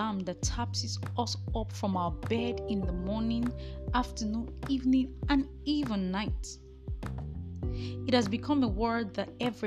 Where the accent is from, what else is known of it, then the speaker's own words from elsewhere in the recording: Nigeria; I am a Nigerian